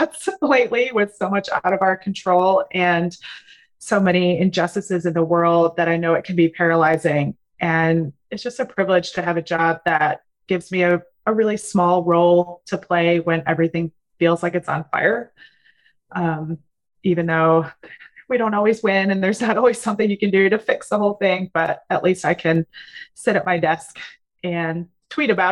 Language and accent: English; Wisconsin, United States; moved away as an adult; also born or lived in Spain; now in North Carolina, United States; I am originally from Wisconsin